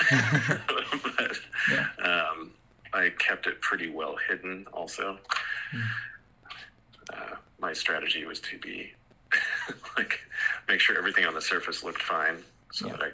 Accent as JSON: {"language": "English", "region": "California", "country": "United States", "tie": "born or raised there", "said": "I was born in California"}